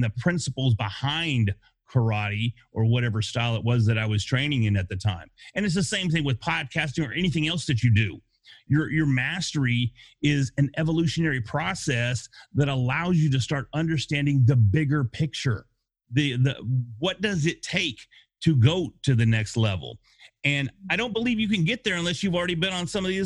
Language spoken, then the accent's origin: English; Denison, Texas, United States; I was born in a small town called Denison, Texas